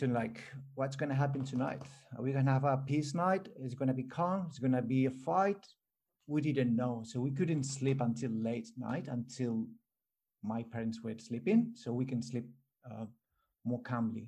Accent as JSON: {"language": "English", "country": "Spain", "tie": "born or raised there", "second_language": "English", "moved": "yes", "lives_now": "Australia", "said": "I'm born here in Australia, but I grew up in Spain"}